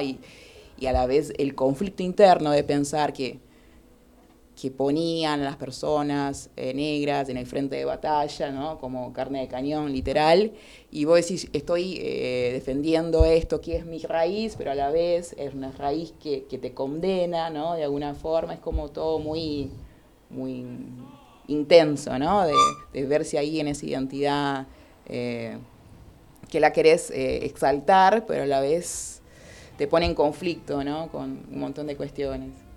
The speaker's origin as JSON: {"language": "Spanish", "town": "Porto Alegre", "region": "Rio Grande do Sul", "country": "Brazil", "moved": "yes", "said": "yo vengo del sur de Brasil, ¿no? de, bueno, de Porto Alegre, y, no, y ahí está eso, o sea, yo soy gaúcha"}